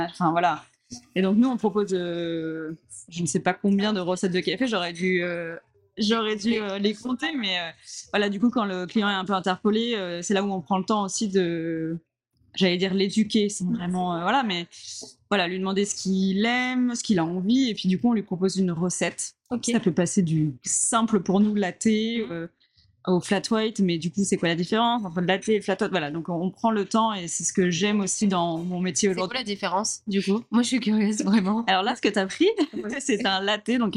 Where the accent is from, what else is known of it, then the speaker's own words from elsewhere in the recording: Le Havre, Normandy, France; Donc, moi, je suis normande. Ouais. Déjà de base, euh, j'ai habité, euh, enfin je suis du Havre, euh, de la Haute Normandie, et en Haute Normandie, il y a un, non je sais plus comment on dit, un langage, un, patois, un... ouais, un patois qui s'appelle le cauchois.